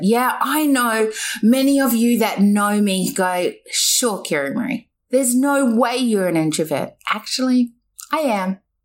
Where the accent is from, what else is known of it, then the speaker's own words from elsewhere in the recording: New Zealand; now in Australia; I was born in New Zealand